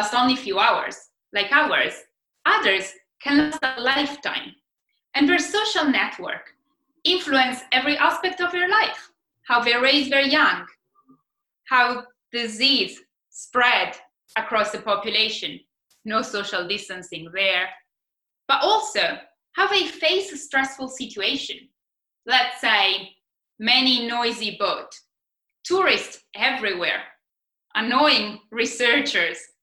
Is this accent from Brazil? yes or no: no; Italy; now in Australia; I'm Italian. We are all about the food.